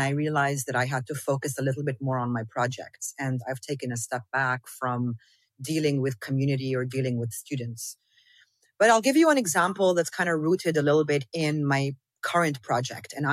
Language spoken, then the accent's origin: English; South Governorate, Lebanon; I didn't grow up in Palestine. But I'm from South Lebanon. And for me, South Lebanon and Northern Palestine, they are the exact same thing.